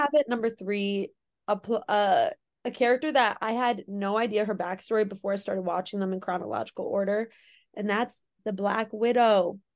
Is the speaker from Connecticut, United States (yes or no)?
yes; Connecticut, United States; I'm from Connecticut